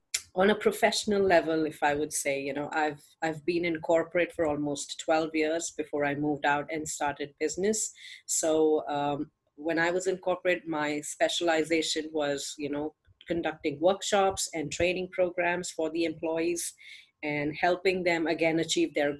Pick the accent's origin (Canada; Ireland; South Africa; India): India; I'm from India, and I'm a single mom, and I live here with my parents